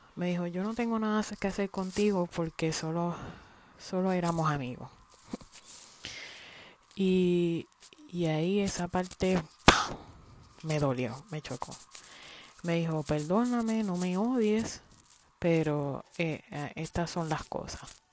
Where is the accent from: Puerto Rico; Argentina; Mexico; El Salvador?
Puerto Rico; moved away as an adult; now in United States